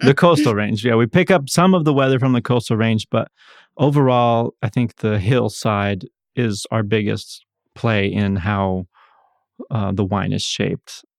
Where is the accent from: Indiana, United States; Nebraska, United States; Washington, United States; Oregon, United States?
Oregon, United States; Ontario; moved away; I'm originally from Ontario, Oregon, Eastern Oregon